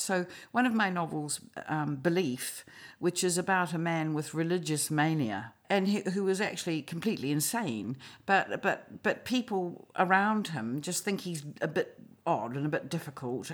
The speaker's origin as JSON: {"language": "English", "country": "New Zealand", "also_born_or_lived": "Australia", "said": "I am a New Zealander, absolutely to my toenails, but I lived in Australia in my twenties"}